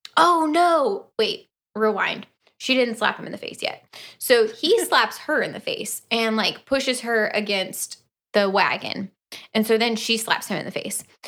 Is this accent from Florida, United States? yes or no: yes; Orlando, Florida, United States; I grew up in Orlando